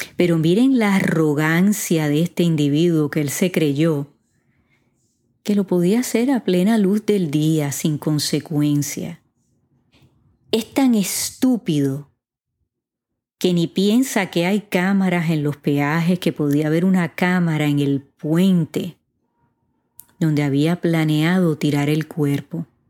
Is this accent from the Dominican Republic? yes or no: no; Puerto Rico; mi país, Puerto Rico